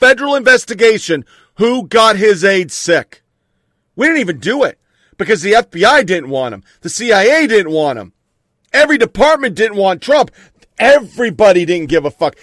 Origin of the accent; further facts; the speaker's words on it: United States; As an American